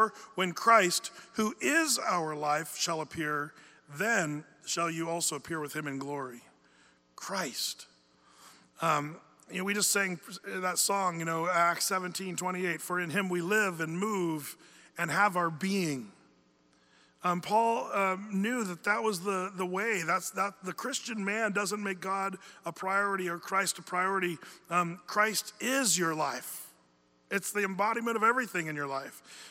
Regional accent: United States; we as American men

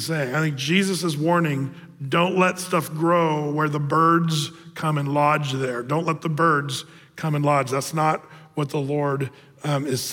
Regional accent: Southern Oregon, United States; moved away; in Oregon, Southern Oregon, where I grew up

